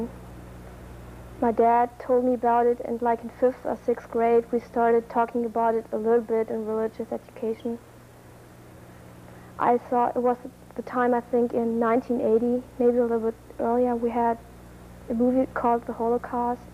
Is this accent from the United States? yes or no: no; Germany; I'm from Germany, and I'm 17 years old. I live in a village of 3,000 or 4,000 people.